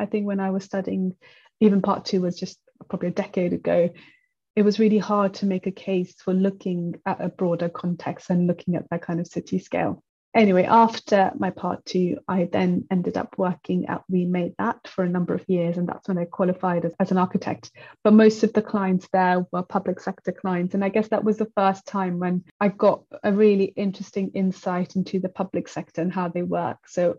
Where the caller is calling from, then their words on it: London, United Kingdom; I am speaking from London.